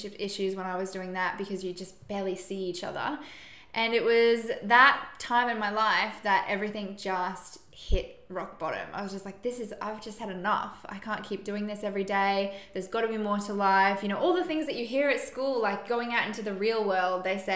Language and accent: English; Brisbane, Queensland, Australia; I grew up here in Brisbane, Queensland, did the normal public school